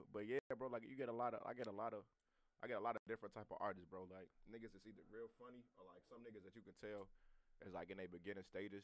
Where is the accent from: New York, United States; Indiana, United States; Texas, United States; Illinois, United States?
Illinois, United States; Chicago; I'm from Chicago